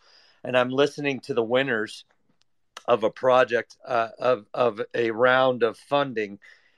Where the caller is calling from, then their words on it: Austin, Texas, United States; I am dialing in from Austin, Texas in the United States.